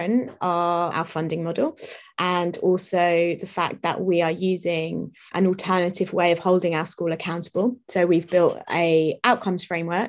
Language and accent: English; London, United Kingdom; I grew up in South London